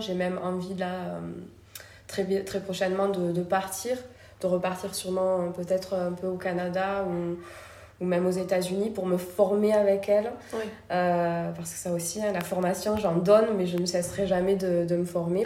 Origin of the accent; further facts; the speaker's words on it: Toulouse, Occitania, France; also born or lived in Paris; je suis originaire de Toulouse